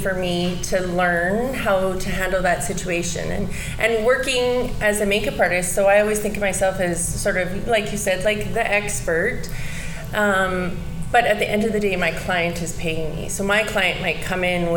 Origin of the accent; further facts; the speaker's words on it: Saskatoon, Saskatchewan, Canada; moved away as an adult; now in Lloydminster, Canada; I grew up in Saskatoon, Saskatchewan